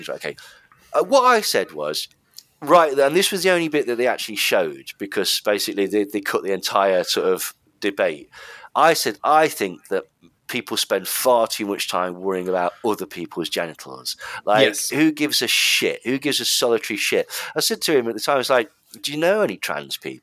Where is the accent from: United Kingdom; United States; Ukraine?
United Kingdom; England